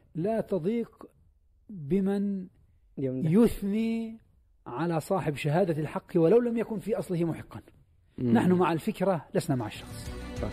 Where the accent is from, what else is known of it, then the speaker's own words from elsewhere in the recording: Palestine; وأنا بصفتي فلسطيني